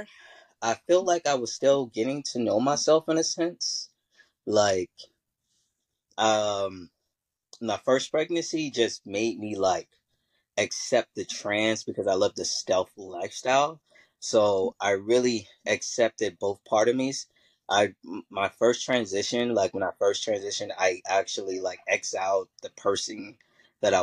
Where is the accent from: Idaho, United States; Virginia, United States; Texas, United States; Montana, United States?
Virginia, United States; now in New York City, United States; I currently live in New York City, but I'm originally from Virginia.